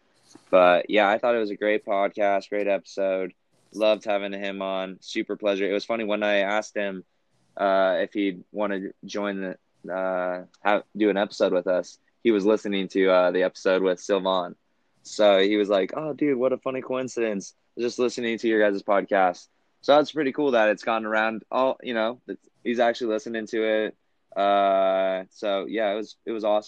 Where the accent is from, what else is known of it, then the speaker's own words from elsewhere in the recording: Cedar City, Utah, United States; my hometown, Cedar City